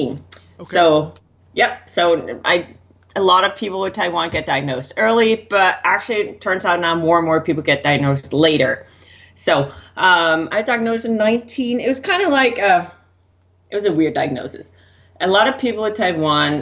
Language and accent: English; Denmark; moved away as an adult; I grew up in Denmark. So I was still in Denmark back